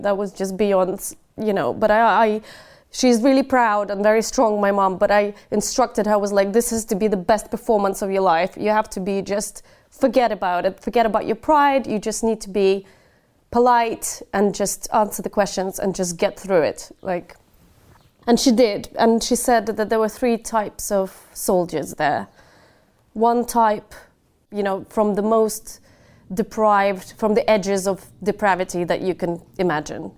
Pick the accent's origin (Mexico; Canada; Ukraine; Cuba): Ukraine; now in United Kingdom; Kherson, which is about seventy kilometers away from my hometown